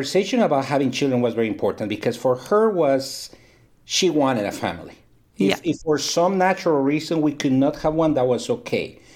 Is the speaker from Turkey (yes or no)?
no; Guatemala; moved away as an adult; also born or lived in Texas, United States; now in Dallas, United States; I am Guatemalan. I was born in Guatemala